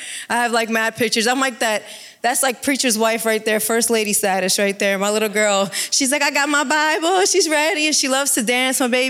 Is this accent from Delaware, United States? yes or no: no; New Jersey, United States; now in Jacksonville, United States; I'm originally from New Jersey and moved to Jacksonville, Texas to work in a ministry.